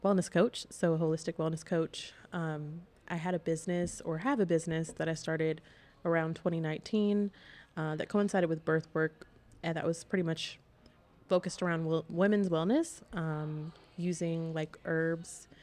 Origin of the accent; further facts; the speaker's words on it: Columbia, South Carolina, United States; moved away as an adult; also born or lived in Charlotte, North Carolina; I am from Columbia, South Carolina. So I grew up there and moved to Charlotte for college in 2015.